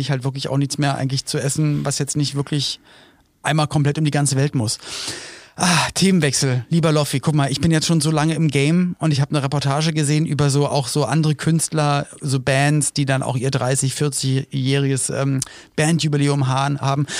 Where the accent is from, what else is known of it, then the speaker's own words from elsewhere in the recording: Berlin, Germany; als Kind in Berlin lebend